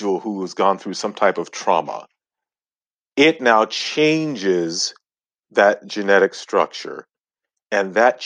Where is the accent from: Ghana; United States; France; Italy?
Ghana; I'm from Ghana, West Africa, and that's where I was born, my family, all of us.